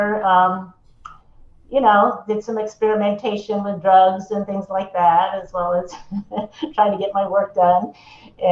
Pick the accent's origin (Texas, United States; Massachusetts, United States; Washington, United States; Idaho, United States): Massachusetts, United States; Lexington; moved away; also born or lived in Los Angeles / Española; I grew up in mostly in Lexington, Massachusetts, on the East Coast